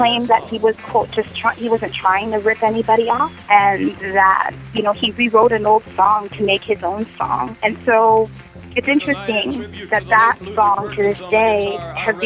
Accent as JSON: {"language": "English", "town": "New York City", "region": "New York", "country": "United States", "tie": "born or raised there", "also_born_or_lived": "Guinea", "said": "I grew up in New York City and I was living here at the time"}